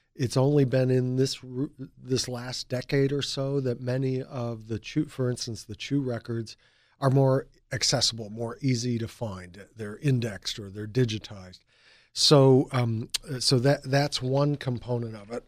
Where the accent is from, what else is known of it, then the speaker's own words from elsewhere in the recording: Chicago, Illinois, United States; moved away as an adult; also born or lived in Ohio / Germany / Philadelphia; now in Delaware, United States; I'm originally from Chicago